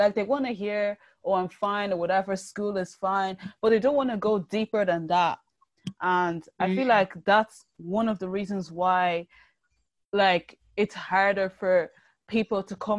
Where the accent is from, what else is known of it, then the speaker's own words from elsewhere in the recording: Nigeria; Like you said, I'm Nigerian, so I can't really speak for other countries in Africa